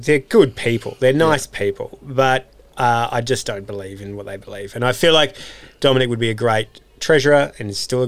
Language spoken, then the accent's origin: English; Beecroft, New South Wales, Australia; I grew up in Beecroft, and it was a delightful childhood